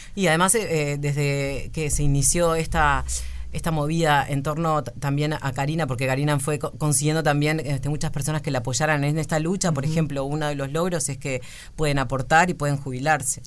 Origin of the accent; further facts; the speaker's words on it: Cordón, Montevideo, Uruguay; yo toda la vida vi en Cordón